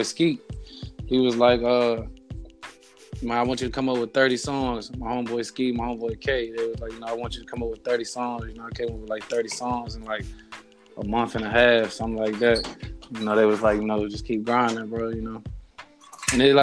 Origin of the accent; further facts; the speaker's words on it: Danville, Virginia, United States; From Danville, Virginia.